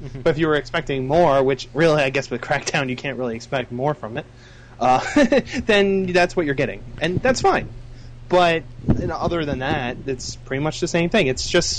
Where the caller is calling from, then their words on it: Albany, New York, United States; from Albany, New York.